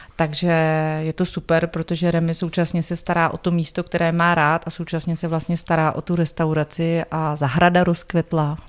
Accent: Jihlava, Vysočina Region, Czechia; Já jsem holka z Vysočiny. Su holka z Vysočiny.

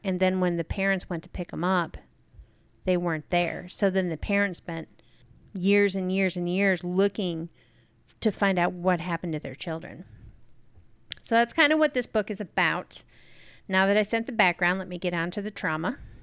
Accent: New York, United States; moved away; the town that I grew up in in New York

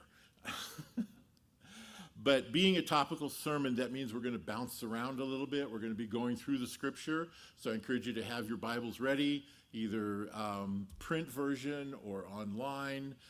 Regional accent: Los Angeles, California, United States; I grew up in the San Fernando Valley, a couple valleys down, if you're not familiar with it, uh, part of, uh, city of Los Angeles

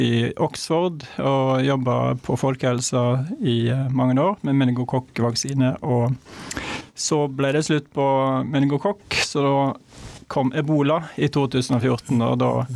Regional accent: Hardanger, Vestland, Norway; Jeg er fra Hardanger

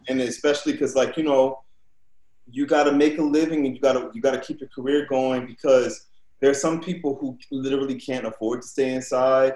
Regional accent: New Orleans, Louisiana, United States; when I was growing up in New Orleans

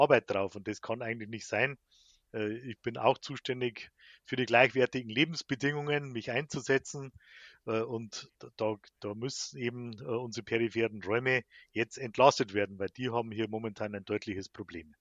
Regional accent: Bavarian Forest, Germany; bei uns im Bayerischen Wald

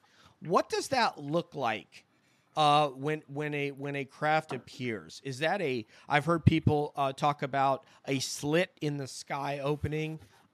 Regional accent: Hudson Valley, New York, United States; But I come from the Hudson Valley in New York. I had a sighting when I was about 14.

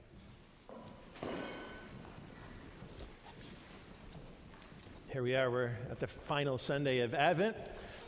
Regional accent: New York, United States; moved away; I had mostly Jewish friends when I grew up in New York

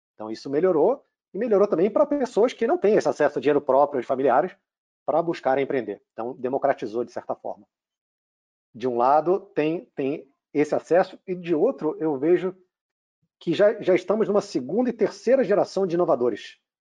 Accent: Rio de Janeiro, Brazil; accent: Rio (carioca); moved away as an adult; also born or lived in United States; Eu comecei, com meu sotaque não, não deixa enganar, no Rio, fiz faculdade de uhum. administração

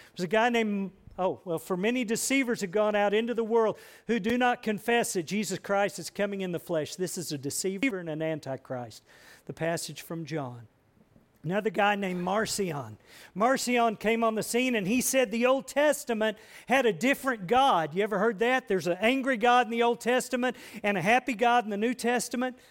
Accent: United States; I'm an American.

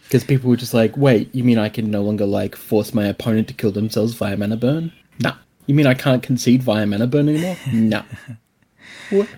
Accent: Australia; I'm Australian

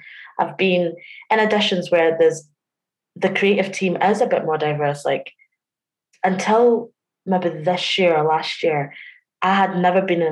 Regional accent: Glasgow, Scotland, United Kingdom; born or raised there; also born or lived in London

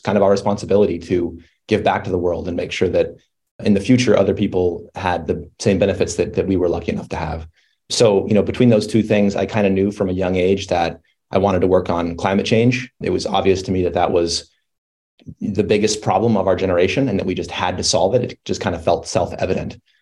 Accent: Colorado, United States; I grew up in Colorado in the mountains

